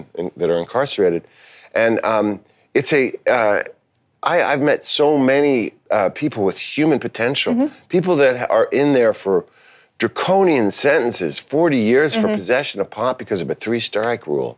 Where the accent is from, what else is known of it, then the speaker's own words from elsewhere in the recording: New York City, New York, United States; I grew up in New York City